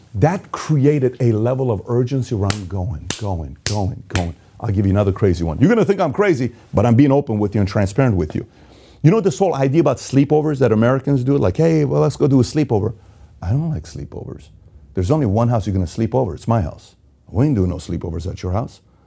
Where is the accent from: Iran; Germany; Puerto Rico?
Iran; moved away; I was born and raised in Iran.